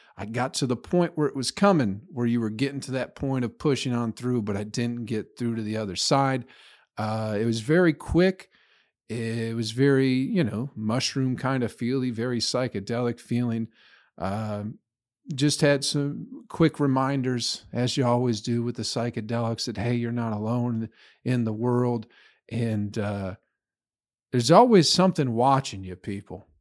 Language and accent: English; Michigan, United States; also born or lived in Flint, Michigan; now in Nashville, United States; I grew up in Michigan